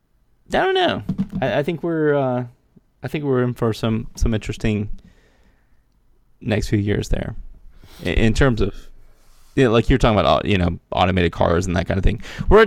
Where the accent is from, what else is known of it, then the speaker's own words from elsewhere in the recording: Mullins, South Carolina, United States; I grew up in Mullen, South Carolina, which was like one of the leading tobacco markets in North America in the 70s and 80s.